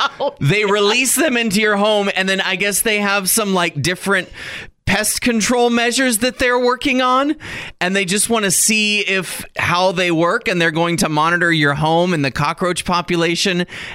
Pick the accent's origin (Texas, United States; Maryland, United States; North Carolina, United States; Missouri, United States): Texas, United States; I grew up in Texas around pecan trees.